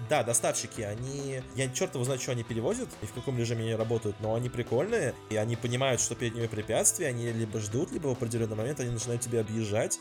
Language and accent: Russian; Moscow, Russia; moved away; я бывший москвич